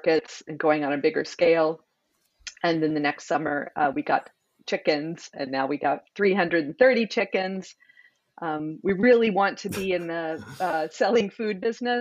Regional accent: Illinois, United States; I moved back to my small town that I grew up in Illinois

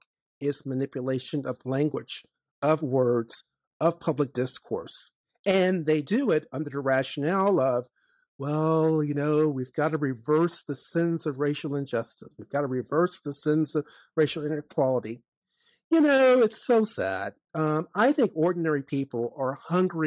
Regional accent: Chesterfield County, Virginia, United States; when I was growing up in Chesterfield County, Virginia

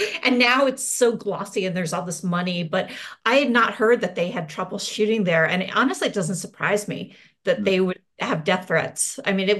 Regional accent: Boca Raton, Florida, United States; I grew up in South Florida, and Miami in the early 80s was like legitimately dangerous.

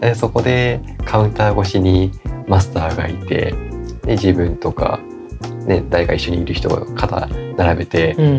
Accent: Kagoshima, Japan; moved away; 僕地元が鹿児島

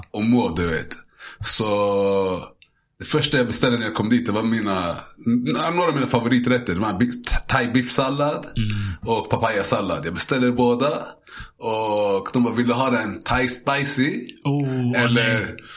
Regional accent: Zanzibar, Tanzania; Ja, men vi käkar, alltså vi käkade, jag kommer från Zanzibar.

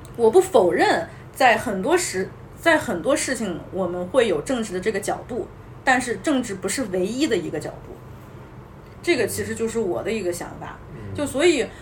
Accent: China; 我们身为这么一个中国人的这么一个身份

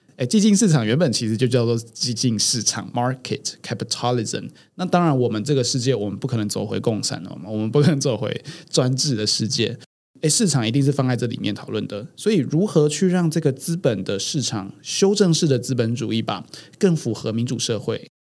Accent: Taiwan; 我们台湾人是比较没有工会精神的

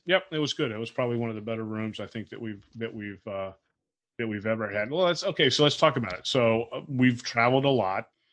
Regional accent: Fort Lauderdale, Florida, United States; we were growing up in Fort Lauderdale

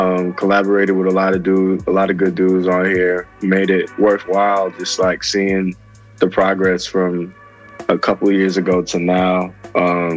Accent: Edison, New Jersey, United States; moved away as an adult; also born or lived in Plainfield, New Jersey; now in Atlanta, United States; I'm from Jersey, but I'm in Atlanta. Been in Atlanta these past, like, 6 years

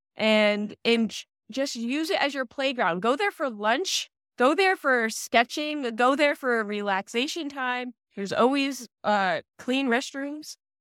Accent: New Jersey, United States; I am a Jersey girl

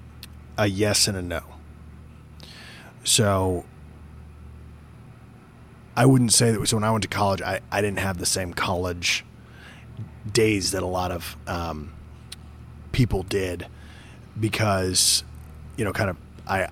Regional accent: Northern Oregon, United States; I grew up in Northern Oregon, where some of my family had settled as well.

